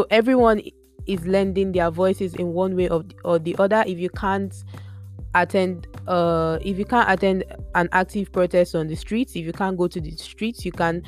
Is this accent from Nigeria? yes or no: yes; Nigeria; moved away; As a Nigerian, I cannot even say how scared I am for my family, for my friends, for people I know who are at home